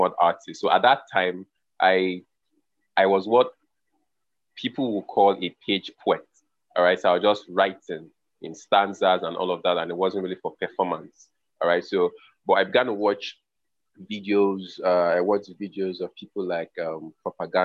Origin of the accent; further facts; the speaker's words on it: Lagos, Nigeria; also born or lived in Calabar; I actually was born in Lagos and I grew up in Lagos